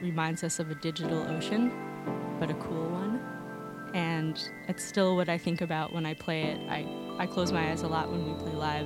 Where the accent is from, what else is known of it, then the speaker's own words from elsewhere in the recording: New York City, New York, United States; now in Berlin, Germany; I'm from New York City originally, born and raised in Manhattan. I've been living in Berlin for quite a few years now